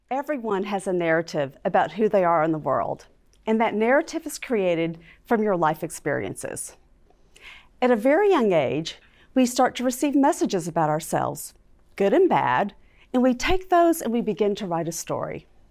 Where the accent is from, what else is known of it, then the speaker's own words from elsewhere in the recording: Fort Worth, Texas, United States; I was growing up in Fort Worth, Texas